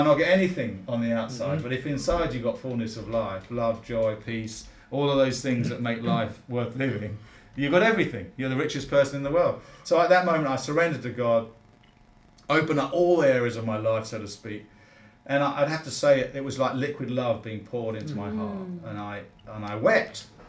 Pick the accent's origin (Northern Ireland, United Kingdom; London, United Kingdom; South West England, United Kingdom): London, United Kingdom; born there; No, actually from the UK. And Cockney by birth, born in the sound of Bow Bells. I haven't got a Cockney voice, mind you.